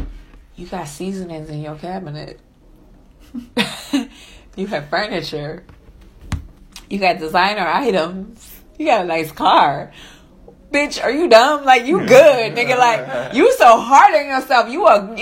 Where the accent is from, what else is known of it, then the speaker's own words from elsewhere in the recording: New York, United States; now in Atlanta, United States; I'm from New York